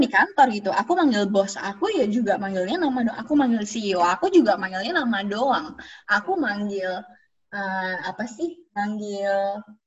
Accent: Central Java, Indonesia; moved away as an adult; now in Sweden; aku orang Jawa

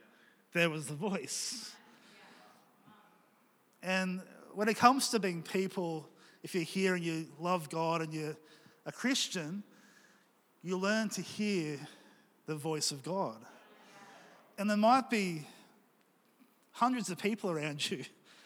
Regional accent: Australia

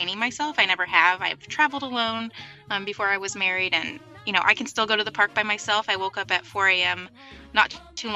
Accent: Orlando, Florida, United States; I actually am born and raised in Orlando.

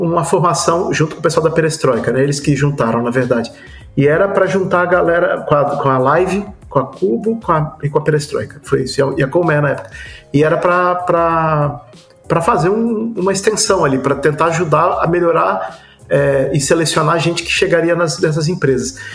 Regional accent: Brazil; a gente como brasileiro

